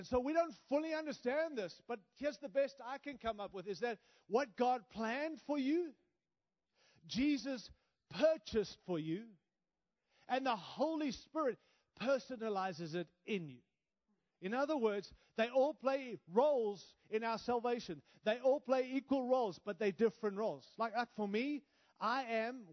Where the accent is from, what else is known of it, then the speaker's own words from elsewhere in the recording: Australia; also born or lived in Africa; now in United States; My accent is because I was born in Africa, raised in Australia, and now live in the great nation of the United States